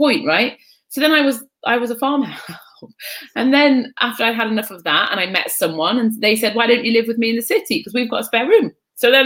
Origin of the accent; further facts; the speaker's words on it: North East England, United Kingdom; also born or lived in Egypt; I had this huge yearning to be on the continent and to be find a heritage that I hadn't been able to access with an Irish mother and a Pakistani stepfather in the northeast of England